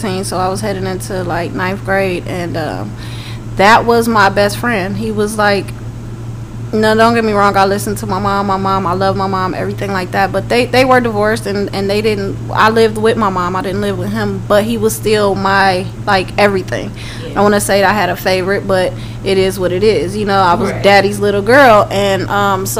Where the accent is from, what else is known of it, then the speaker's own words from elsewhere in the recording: Cleveland, Ohio, United States; moved away as an adult; now in Atlanta, United States; born and raised in Cleveland, Ohio. Came out to Atlanta